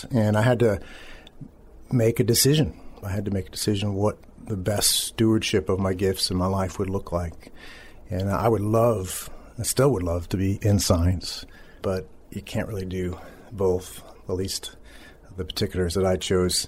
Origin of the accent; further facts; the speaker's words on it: Boston, Massachusetts, United States; also born or lived in Maryland / Philadelphia area / Methuen, Massachusetts; Before that, we were in Maryland, though we're from the Boston area.